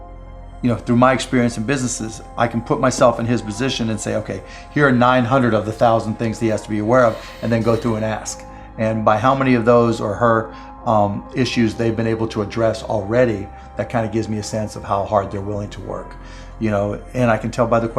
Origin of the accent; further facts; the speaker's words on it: Pittsburgh, Pennsylvania, United States; I grew up in Pittsburgh